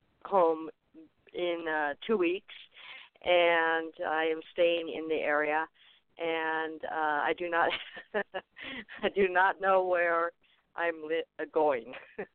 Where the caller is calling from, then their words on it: Arizona, United States; I'm calling from Arizona.